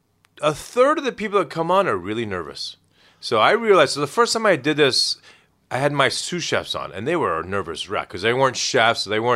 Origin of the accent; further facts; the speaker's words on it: Dayton, Ohio, United States; Dayton, Ohio. Culinary capital of the world.